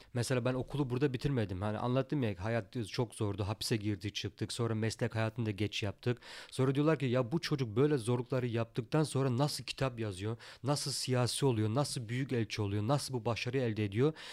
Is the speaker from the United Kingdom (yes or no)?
no; Germany; also born or lived in Turkey; burada doğup büyüdük.